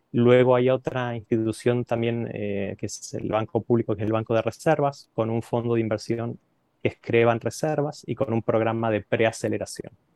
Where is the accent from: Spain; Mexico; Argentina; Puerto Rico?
Argentina; soy argentino, estudié la carrera de economía eh, en la Universidad de Buenos Aires